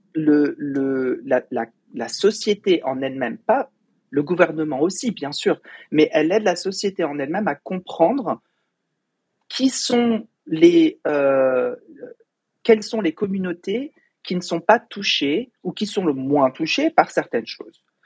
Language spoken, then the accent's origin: French; Fontenay-sous-Bois, Île-de-France, France; moved away as an adult; also born or lived in Paris / Boston; now in United States; j'ai grandi au Val de Fontenay, à Fontenay-sous-Bois, dans le 94, à l'est de Paris